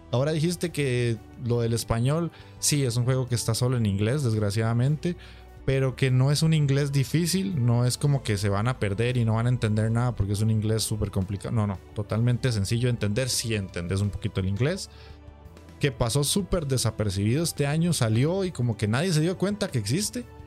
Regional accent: Costa Rica; aquí en mi país, que es para quien no lo sabe, es Costa Rica

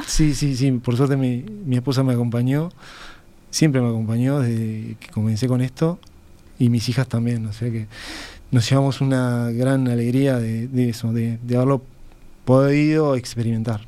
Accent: Uruguay; moved away as an adult; soy uruguayo, que me gusta mi cultura y mis raíces

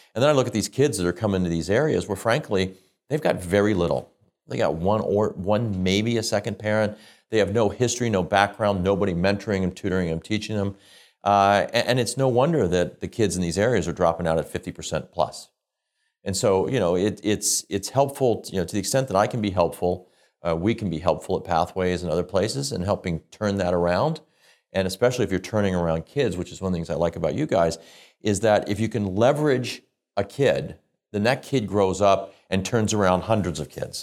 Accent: Midwest, United States; moved away as an adult; now in Canada; We grew up in the Midwest in the United States. I came to Canada

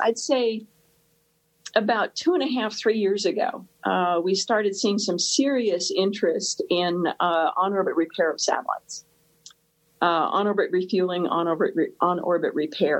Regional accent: United States; We Americans

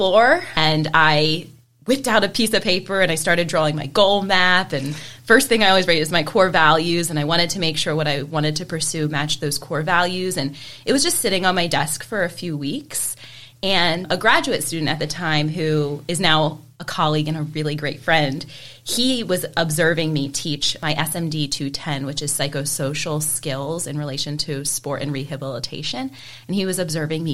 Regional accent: West Chester, Pennsylvania, United States; So I am a Westchester native. I was born and raised in Westchester.

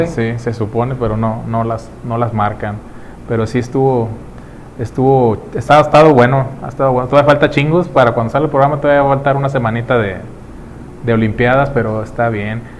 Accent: Mexico; como mexicano

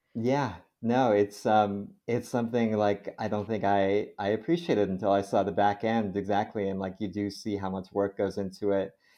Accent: Connecticut, United States; a hospital system in Connecticut where I grew up

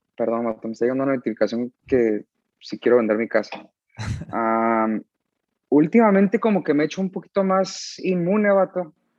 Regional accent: San Diego, California, United States; Crecí en San Diego, California.

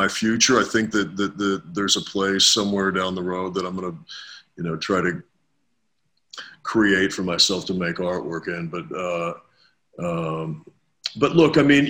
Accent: New York, United States; I was born in New York.

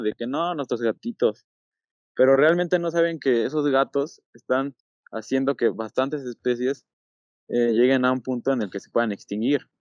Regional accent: State of Mexico, Mexico; soy del Estado de México

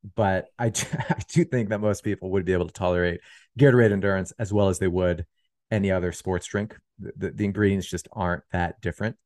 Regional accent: Pennsylvania, United States; I'm from Pennsylvania

